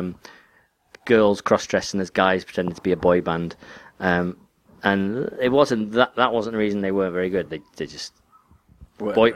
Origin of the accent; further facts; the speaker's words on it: England, United Kingdom; I'm English.